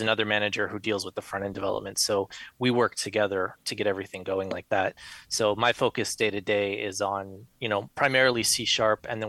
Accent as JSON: {"language": "English", "region": "South Florida", "country": "United States", "tie": "born or raised there", "moved": "as an adult", "lives_now": "Midwest, United States", "said": "Born and raised in South Florida, moved to the Midwest not too long ago."}